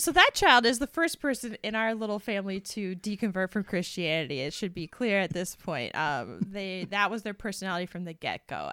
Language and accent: English; United States; we're from the United States. We were both raised in white evangelical families